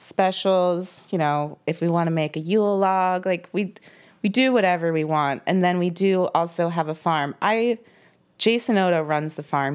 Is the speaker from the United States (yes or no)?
yes; Lancaster County, Pennsylvania, United States; born or raised there; also born or lived in Philadelphia area, Pennsylvania; now in Pittsburgh, United States